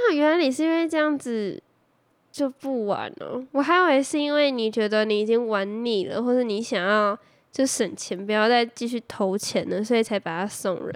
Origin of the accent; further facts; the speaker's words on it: Taoyuan, Taiwan; 因为我是桃园人，所以我一定是读桃园区的啊。 对啊，反正我就是桃园人啊，正港的桃园人